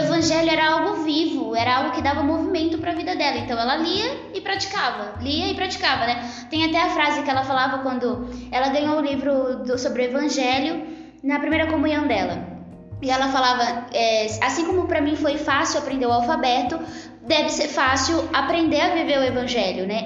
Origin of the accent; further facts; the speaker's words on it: Campinas, São Paulo, Brazil; eu tenho 22 anos, sou campineira